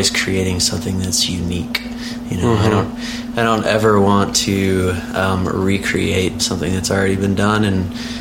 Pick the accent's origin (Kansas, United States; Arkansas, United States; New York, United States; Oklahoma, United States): Oklahoma, United States; moved away as an adult; I grew up mostly in Oklahoma, and went to college at the University of Oklahoma